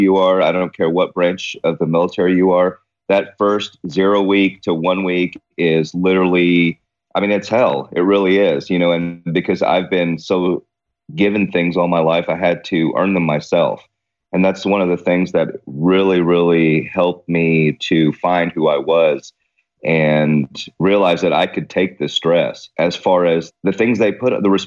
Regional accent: Guthrie, Oklahoma, United States; also born or lived in Wheeling, West Virginia / Queens, New York City / Clearwater, Florida; going from Queens, New York to Guthrie, Oklahoma, which was the original capital of Oklahoma, is a bit of a culture shock

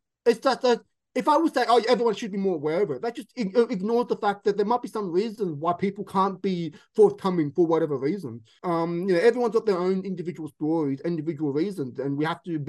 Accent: Sydney, New South Wales, Australia; moved away as an adult; now in London, United Kingdom; where I grew up in Sydney, in the Western suburbs

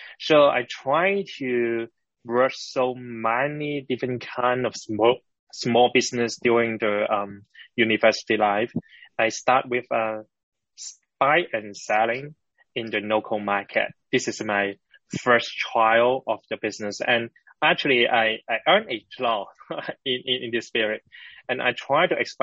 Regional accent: Hong Kong; I born and raised in Hong Kong

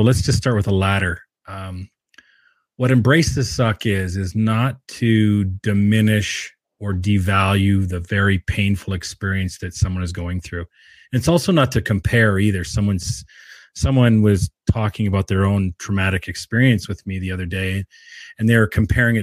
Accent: Williams Lake, British Columbia, Canada; moved away; also born or lived in Edmonton / Calgary; I'm born and raised in Williams Lake, BC, grew up with my mother, my grandmother

